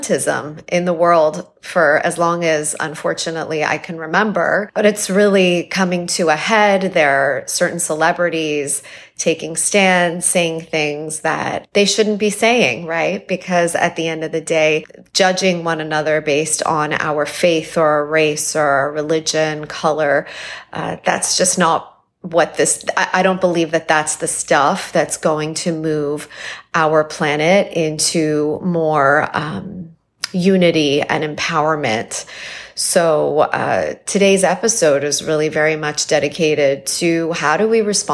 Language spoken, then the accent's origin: English; Toronto, Ontario, Canada; also born or lived in Iran; I was born in Iran, moved to Toronto. My parents wanted to give us a better life. And I moved there when I was 3 years old